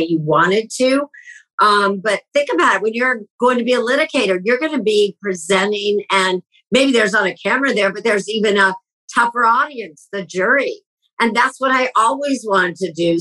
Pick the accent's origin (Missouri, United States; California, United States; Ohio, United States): Ohio, United States; Columbus; moved away as an adult; also born or lived in Baltimore / Cleveland / Chicago / New York; I grew up in Columbus